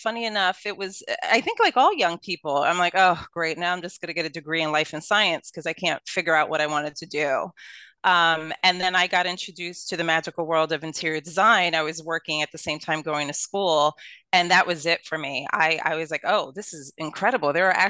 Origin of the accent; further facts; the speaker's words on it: Brooklyn, New York, United States; accent: Brooklyn; Yeah, well, I am a true Brooklynite. So I was born and raised in Brooklyn, born and raised in Brooklyn Hospital, went to Brooklyn College.